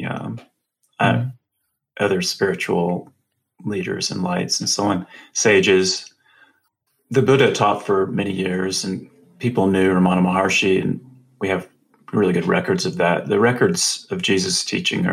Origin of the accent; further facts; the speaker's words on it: the American South, United States; I'm from the South, the American South